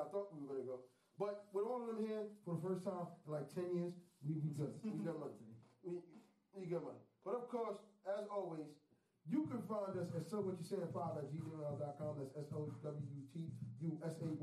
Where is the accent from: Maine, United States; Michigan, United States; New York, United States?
New York, United States; New York City; I'm from Queens